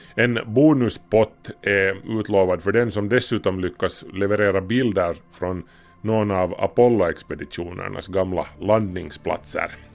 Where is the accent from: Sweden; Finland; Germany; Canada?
Finland; vi är ju finlandssvenskar